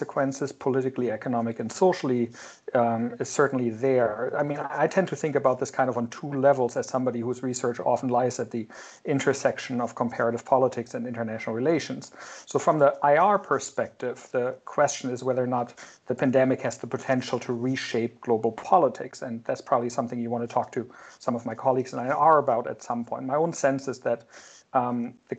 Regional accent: Germany; moved away as an adult; now in United States; I grew up in Germany

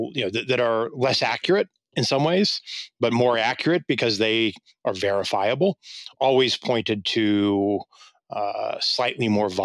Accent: Kansas, United States; moved away; also born or lived in Oxford; I come from Kansas. My grandparents were farmers

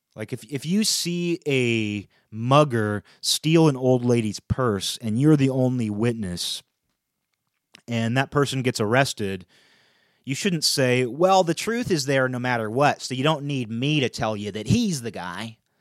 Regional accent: United States; as an American, as a European American

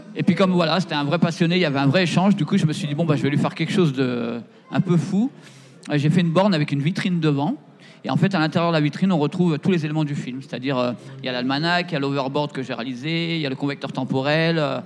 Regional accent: Seine-et-Marne, Île-de-France, France; je suis de Seine-et-Marne

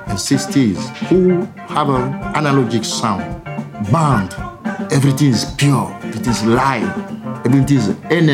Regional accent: Togo; moved away as an adult; also born or lived in London; now in Lyon, France; grown in Togo and play music in Togo

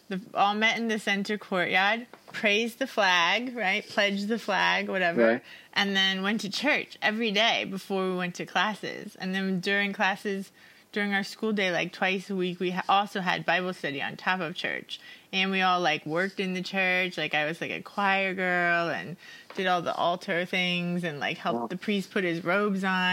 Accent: United States; moved away; growing up in America

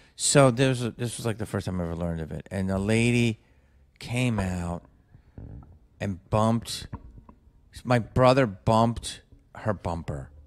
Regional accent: Philadelphia, Pennsylvania, United States; I grew up in Philly

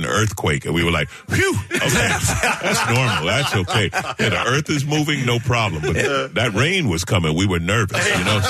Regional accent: New York, United States; moved away as an adult; also born or lived in Los Angeles; I grew up in New York

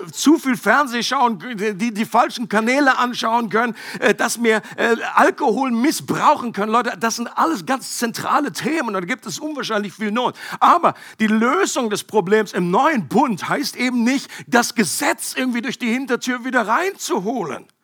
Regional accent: Bad Gandersheim, Lower Saxony, Germany; bin ich in der Nähe aufgewachsen, da oben Bad Gandersheim.

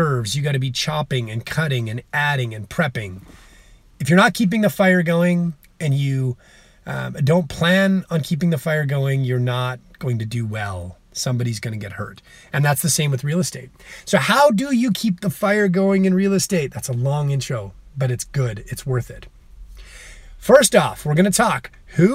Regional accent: Calgary, Alberta, Canada; I'm from Calgary, Alberta, Canada.

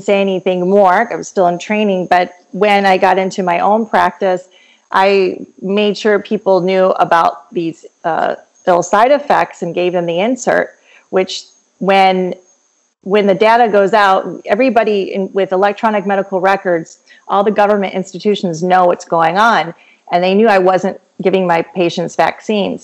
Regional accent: Michigan, United States; moved away as an adult; also born or lived in Kansas City, Missouri / Florida; now in Georgia, United States; I'm originally from Michigan

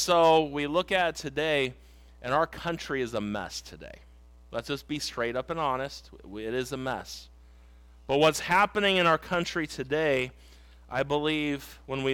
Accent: United States; I also am an American. I live in America today

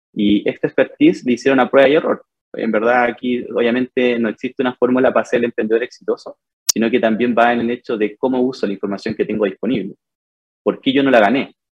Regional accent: Fifth Region, Valparaíso, Chile; moved away as an adult; now in Santiago, Chile; Soy de, la quinta región, ya, estudié en la Universidad del Paraíso Diseño

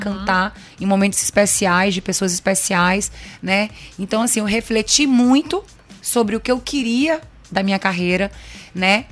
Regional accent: São Luís, Maranhão, Brazil; also born or lived in Aracaju, Sergipe; Eu não sou maranhense, sou de Aracaju, mas eu vim nascida, é, é vim com três anos para cá, para São Luís, e o Maranhão me adotou

